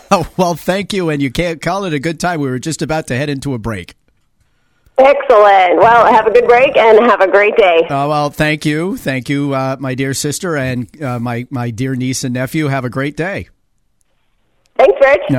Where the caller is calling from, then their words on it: Connecticut, United States; Yeah, sorry, we're calling from Connecticut.